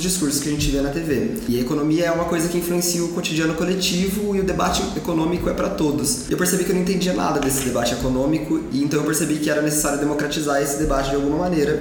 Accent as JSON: {"language": "Portuguese", "town": "Aparecida", "region": "São Paulo", "country": "Brazil", "tie": "born or raised there", "said": "a minha história começa no interior de São Paulo. Eu nasci em Aparecida do Norte"}